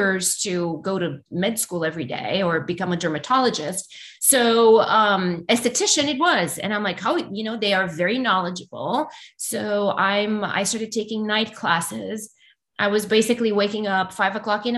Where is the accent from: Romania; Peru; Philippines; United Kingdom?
Romania; English is a second language; moved away as an adult; now in United States; I still had my whole family back in Romania.